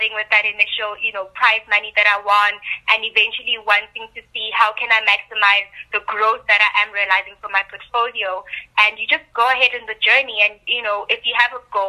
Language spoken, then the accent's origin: English; Soweto, Gauteng, South Africa; I'm originally from Soweto, which, you know, is a low-income area